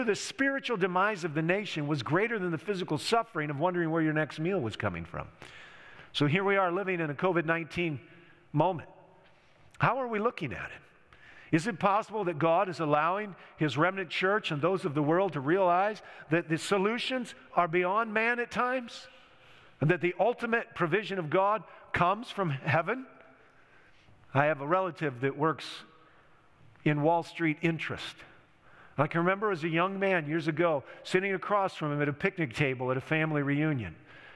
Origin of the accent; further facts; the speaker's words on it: United States; those of us growing up in America, the last two generations of which I represent, being 56 years old